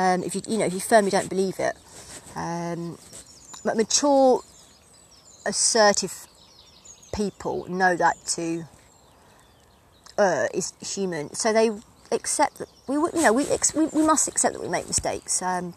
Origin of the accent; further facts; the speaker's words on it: East of England, United Kingdom; accent: Essex; not doing a presentation right and being told that I'll never amount to much because of my dulled down my Essex accent and all sorts, the Essex attachment, you know.